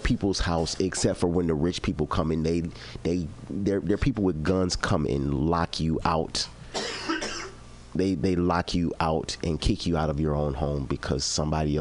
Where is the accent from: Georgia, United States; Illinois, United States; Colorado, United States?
Illinois, United States; Chicago; I'm from Chicago